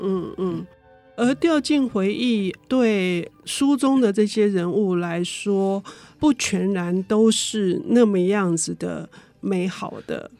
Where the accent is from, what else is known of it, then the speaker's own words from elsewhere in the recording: Taipei, Taiwan; 我们在台北长大的